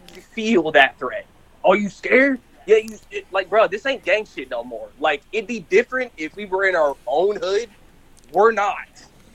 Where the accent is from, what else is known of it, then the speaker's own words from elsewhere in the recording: East Coast, United States; And they want to kill me because I'm from the East Coast.